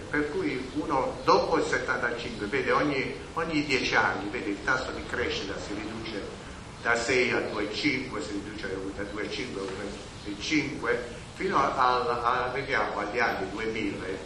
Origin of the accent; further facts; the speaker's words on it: Mola di Bari, Apulia, Italy; del mio paese, di Mola di Mario